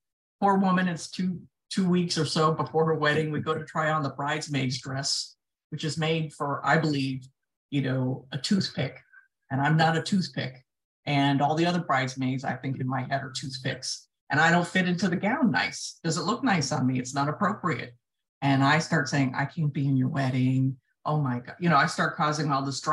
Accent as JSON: {"language": "English", "region": "south Florida", "country": "United States", "tie": "born or raised there", "said": "I grew up in the south part of Florida"}